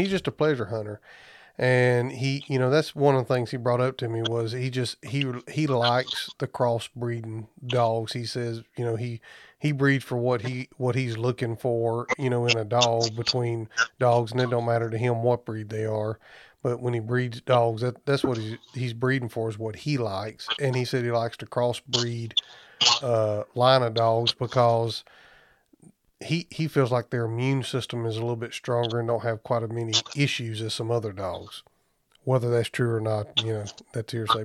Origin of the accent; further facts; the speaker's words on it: Southeast Alabama, United States; moved away; my old stomping grounds. I'm actually from Southeast Alabama